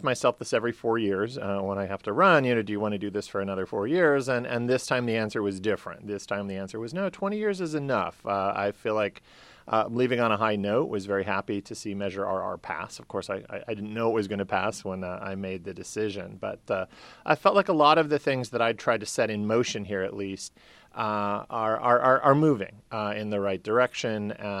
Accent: California, United States; also born or lived in Bay Area, United States; I grew up in Southern California, moved to the Bay Area in 1985, and just kind of fell in love with Berkeley, Oakland, San Francisco, the Bay Area cities

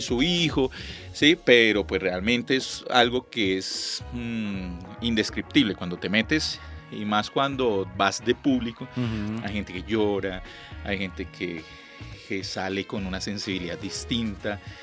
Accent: Ibagué, Tolima, Colombia; now in Bogotá, Colombia; yo llegué a, de Ibagué, una provincia, Ibagué es era un pueblo de paso

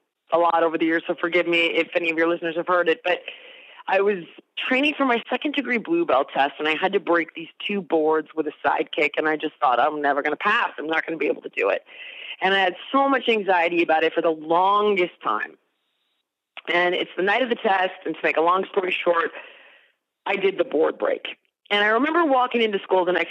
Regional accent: the Valley of Southern California, United States; I was actually born in the Valley of Southern California, and I grew up there as well

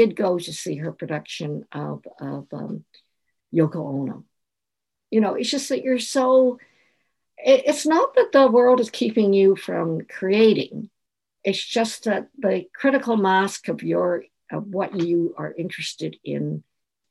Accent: Canada; I'm from Chinatown

